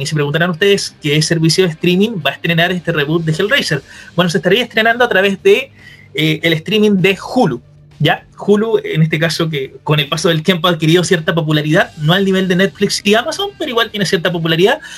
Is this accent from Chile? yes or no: yes; Chile; acá todos somos obviamente de Chile